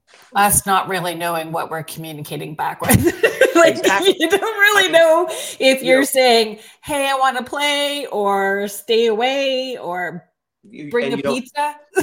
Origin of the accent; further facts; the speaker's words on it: Northern Ontario, Canada; I'm from Northern Ontario, and Northern Ontario is beautiful and magical, but it's rocks, cliffs, trees.